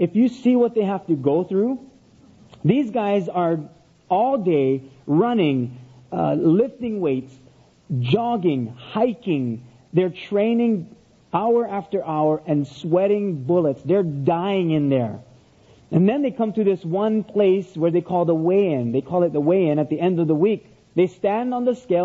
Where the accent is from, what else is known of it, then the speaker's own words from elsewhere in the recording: Oahu, Hawaii, United States; now in Big Island, Hawaii, United States; I grew up on Oahu, the island of Oahu, and then moved up to the Big Island where I now live.